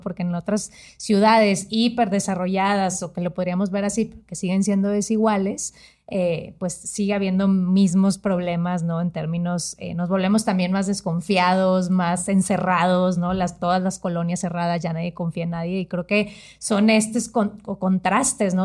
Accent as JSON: {"language": "Spanish", "region": "northern Mexico", "country": "Mexico", "said": "Yo viniendo de la parte del norte del país"}